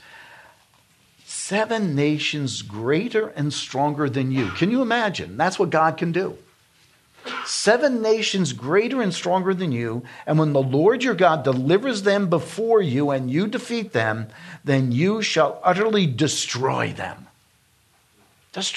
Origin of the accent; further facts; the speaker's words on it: New York, United States; moved away; I'm from New York, and I knew Hasidic Jews in New York because we dealt with them.